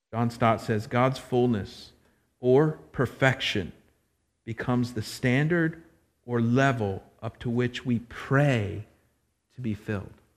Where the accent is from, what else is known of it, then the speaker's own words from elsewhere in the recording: Florida, United States; I'm from Florida